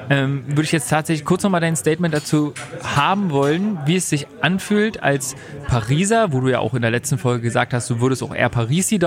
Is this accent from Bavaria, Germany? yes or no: no; Berlin, Germany; Das ist schön. Und das kennt man als Berliner halt überhaupt nicht.